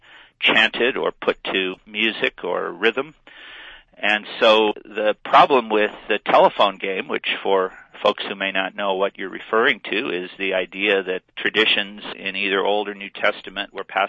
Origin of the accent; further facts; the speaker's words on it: Western Illinois, United States; now in Colorado, United States; I was raised in Western Illinois in a Lutheran family